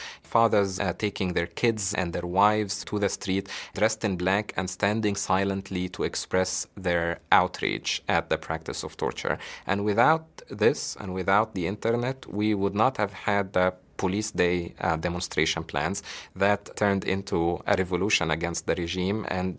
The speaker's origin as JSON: {"language": "English", "region": "Alexandria Governorate", "country": "Egypt", "said": "I'm from Alexandria"}